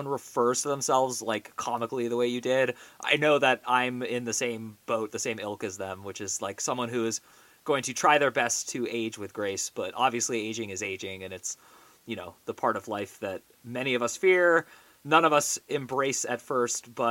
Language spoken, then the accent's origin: English; the Bay Area, California, United States; I grew up in the Bay Area